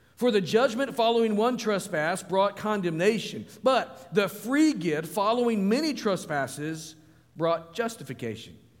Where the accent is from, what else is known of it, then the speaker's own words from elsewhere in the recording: Springdale, Arkansas, United States; moved away as an adult; now in Virginia, United States; northwest Arkansas, where I grew up